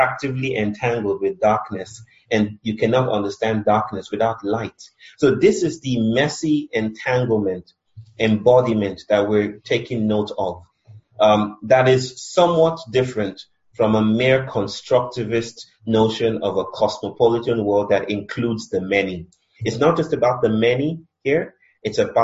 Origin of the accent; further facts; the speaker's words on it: Nigeria; now in India; I'm Nigerian, I'm married to an Indian